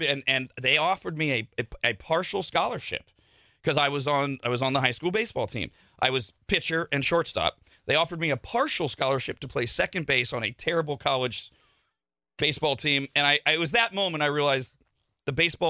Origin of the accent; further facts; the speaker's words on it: Bay Area, California, United States; moved away; also born or lived in Sacramento; I'm from the Gay Area originally.